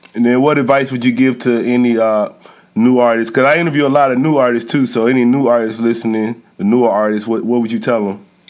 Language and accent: English; Columbus, Mississippi, United States; I grew up in Columbus, Mississippi, so that's like northeast Mississippi.